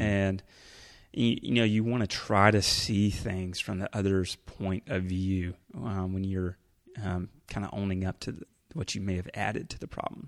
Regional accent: Carrollton, Georgia, United States; moved away as an adult; also born or lived in Rome, Georgia / Orlando, Florida / Asheville, North Carolina; I grew up here in Carrollton, Georgia

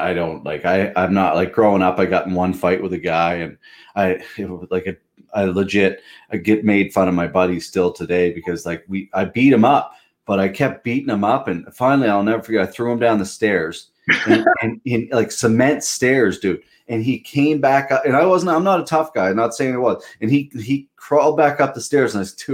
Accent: Pictou, Nova Scotia, Canada; I remember growing up playing hockey, I'm a Pictou boy

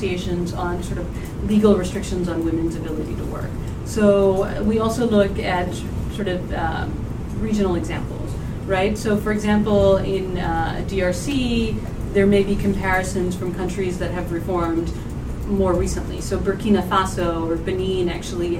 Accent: Pakistan; I'm from Pakistan.

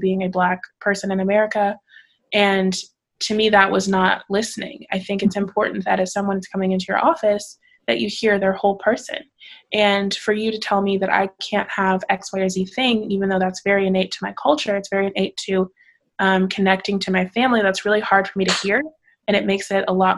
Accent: Missouri, United States; moved away as an adult; also born or lived in Arkansas / Oklahoma; now in Dallas, United States; I'm originally from Missouri, so I'm not technically a Southerner

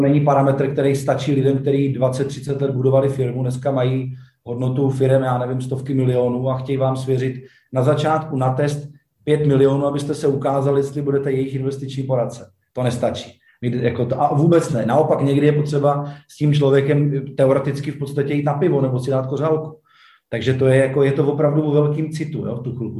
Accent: Czechia; jsme se narodili v Česku.

